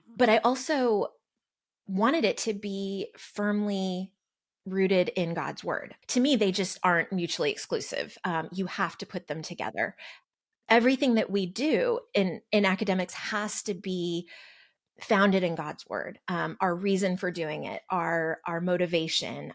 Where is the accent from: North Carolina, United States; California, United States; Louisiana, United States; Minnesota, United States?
California, United States; also born or lived in Arizona; now in Texas, United States; I grew up in California, lived in the Southwest, Arizona, here in Texas